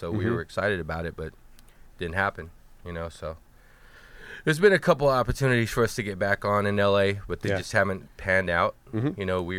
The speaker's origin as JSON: {"language": "English", "town": "Miami", "region": "Florida", "country": "United States", "said": "I'm from"}